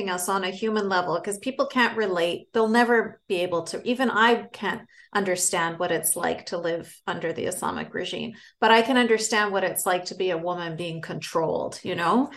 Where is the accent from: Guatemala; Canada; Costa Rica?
Canada; I grew up in Canada from a family from, you know, Egyptian and Palestinian